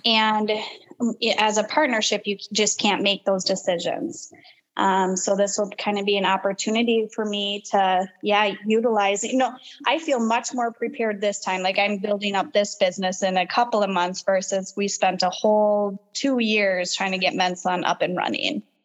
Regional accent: Rochester, Minnesota, United States; also born or lived in Waconia, Minnesota; I'm originally from Rochester, uh, born and raised there. Well, I was born in Waconia, but um, Rochester is my home city. We moved there when I was very little

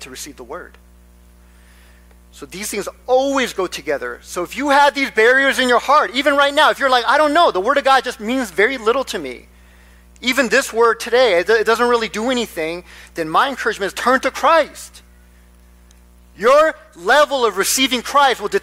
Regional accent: Nebraska, United States; moved away; I grew up in Nebraska.

